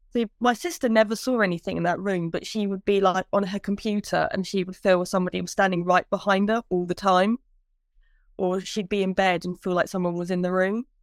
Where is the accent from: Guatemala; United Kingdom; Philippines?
United Kingdom; Brampton; now in Huntingdon, United Kingdom; I actually live in Huntingdale, but I grew up in Brampton.